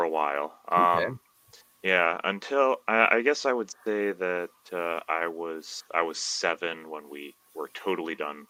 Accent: Belize; moved away as an adult; also born or lived in Southern Illinois, United States; now in Taiwan; So I was born in Southern Illinois. Right. And my family moved to Belize when I was pretty young.

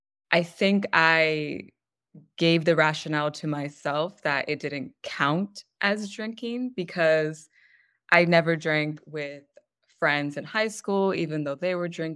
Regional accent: California, United States; also born or lived in Michigan / Pennsylvania; So I was born in Michigan, but I didn't live there past, I think, one, if that. So my family went back to Los Angeles, and we moved around a bunch within California, eventually moved to Pennsylvania, Connecticut, Pennsylvania again, Maryland, Pennsylvania again, California

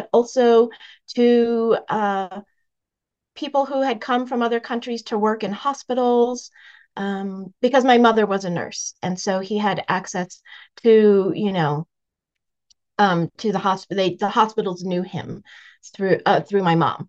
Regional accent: Massachusetts, United States; My parents were immigrants. They came to the United States in the late 1960s, and I was born here in Massachusetts

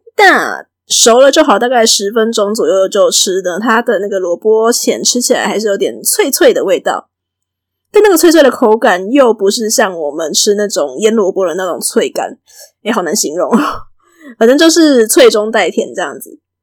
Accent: Taiwan; 我以前在节目上嘛，定定在讲台语，如果有的人比较敏锐的话，应该可以从我的口音里面直接听出来说我的祖先大概可能是从哪边来的。所以对我来讲，我从小到大生活的环境几乎就是闽南家庭

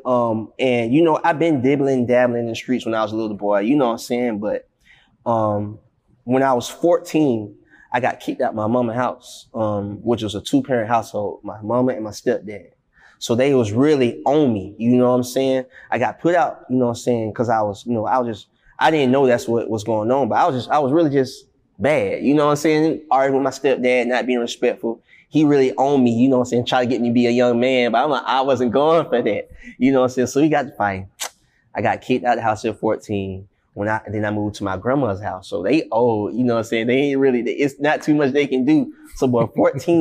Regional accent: Atlanta, Georgia, United States; I was born on the West Side, and I was raised on the West Side for the early childhood of my life

